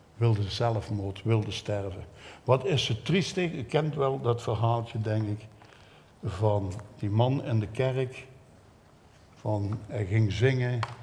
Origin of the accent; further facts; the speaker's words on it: Belgium; als een Belg